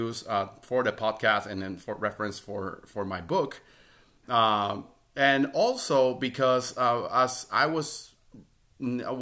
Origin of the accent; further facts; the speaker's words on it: Puerto Rico; first language Spanish; English is a second language; I speak Spanish. That's my native language. I'm from Puerto Rico, but I also speak English.